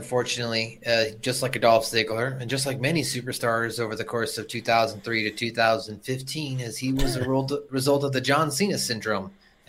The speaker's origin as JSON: {"language": "English", "country": "United States", "said": "as an American"}